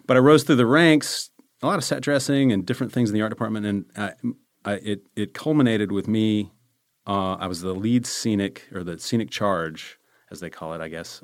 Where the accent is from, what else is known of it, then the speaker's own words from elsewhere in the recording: Charlotte, North Carolina, United States; moved away as an adult; also born or lived in Maryland; I'm from Charlotte, North Carolina